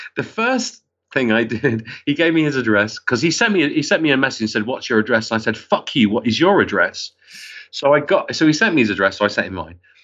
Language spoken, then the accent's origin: English; Wigan, North West England, United Kingdom; also born or lived in Liverpool; I was born in Liverpool and I, I grew up in Wigan